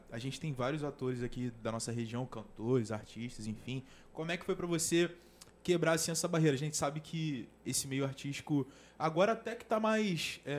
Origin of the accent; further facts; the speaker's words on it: São Gonçalo, Rio de Janeiro, Brazil; Pô, sou de São Gonçalo.